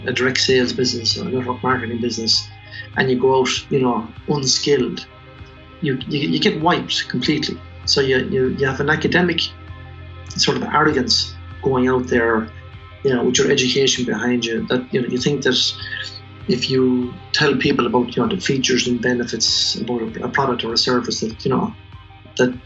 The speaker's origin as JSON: {"language": "English", "town": "Tullamore", "region": "County Offaly", "country": "Ireland", "tie": "born or raised there", "also_born_or_lived": "Chicago", "said": "I was born in Tullamore, raised in Chapel Street"}